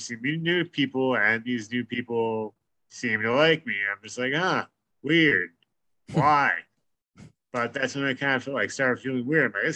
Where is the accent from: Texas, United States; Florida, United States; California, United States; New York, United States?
New York, United States; we're from New York